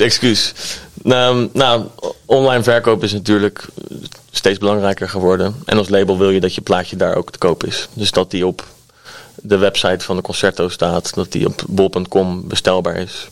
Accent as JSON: {"language": "Dutch", "town": "Delft", "region": "South Holland", "country": "Netherlands", "tie": "born or raised there", "said": "opgegroeid in Delft. Uh, wonen nu ook nog eh, bij Delft in de buurt"}